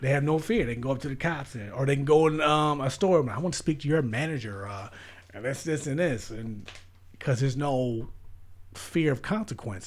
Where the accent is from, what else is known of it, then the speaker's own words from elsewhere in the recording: United States; accent: American; my American accent